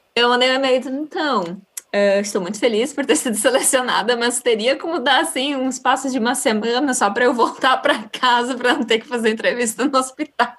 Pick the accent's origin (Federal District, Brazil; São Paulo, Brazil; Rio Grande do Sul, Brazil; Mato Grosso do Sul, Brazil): Rio Grande do Sul, Brazil; Porto Alegre; moved away as an adult; now in Netherlands; sou do Sul, de Porto Alegre